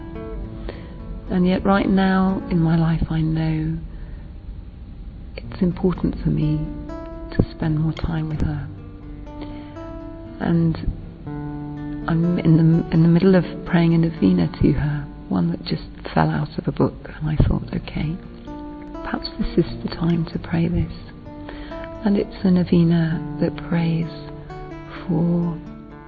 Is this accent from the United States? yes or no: no; England, United Kingdom; I'm from England